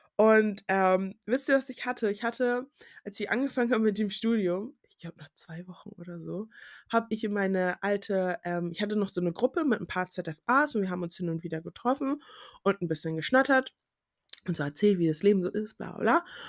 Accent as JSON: {"language": "German", "country": "Germany", "tie": "born or raised there", "first_language": "German", "said": "dass auch schwarze Leute in Deutschland geboren sein können und dass Deutsch auch meine Muttersprache ist"}